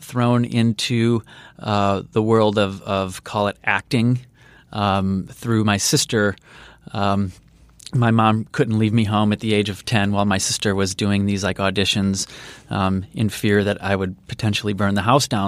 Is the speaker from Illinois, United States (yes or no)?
yes; Chicago, Illinois, United States; grew up on the south side of Chicago, so in the suburbs